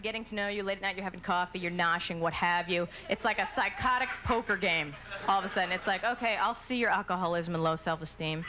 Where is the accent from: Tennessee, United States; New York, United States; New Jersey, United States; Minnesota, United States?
New Jersey, United States; I was born and raised in New Jersey.